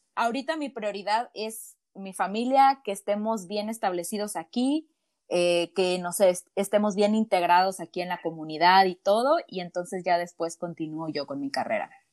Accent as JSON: {"language": "Spanish", "country": "Mexico", "moved": "as an adult", "lives_now": "Kelowna, Canada", "said": "Sí, soy mexicana, soy mexicana, apenas estoy cumpliendo un año viviendo por acá en Canadá, en British Columbia, en una, en una hermosa ciudad que se llama Kelowna"}